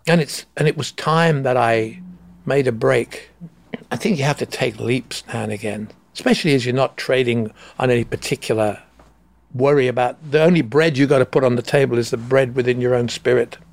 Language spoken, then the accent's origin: English; England, United Kingdom; I'm from England